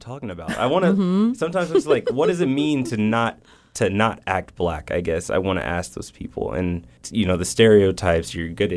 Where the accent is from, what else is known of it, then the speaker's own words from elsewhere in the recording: Las Vegas, Nevada, United States; moved away as an adult; also born or lived in East St. Louis, Illinois; now in Reno, United States; I'm from Las Vegas, Nevada